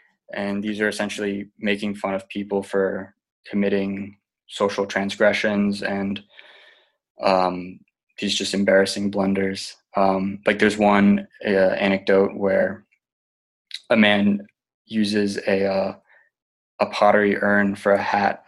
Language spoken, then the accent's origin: English; Asheville, North Carolina, United States; also born or lived in San Diego, California; I'm originally from San Diego, California, although I moved around a lot as a kid. I grew up in Asheville, North Carolina.